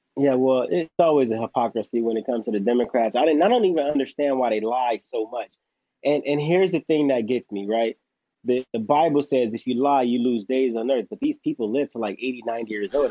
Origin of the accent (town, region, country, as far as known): Los Angeles, California, United States; born or raised there